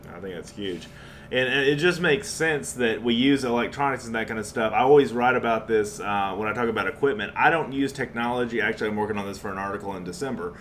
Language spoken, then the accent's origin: English; New Braunfels, Texas, United States; in New Braunfels, Texas, my hometown